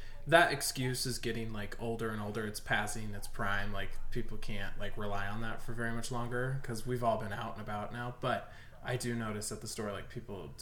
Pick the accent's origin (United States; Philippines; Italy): United States; Omaha, Nebraska; now in Arizona, United States